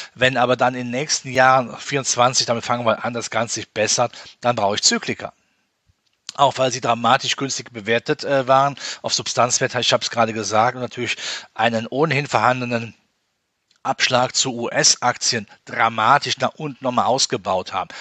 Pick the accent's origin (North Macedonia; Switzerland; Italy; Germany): Germany; Rhineland; als Rheinländer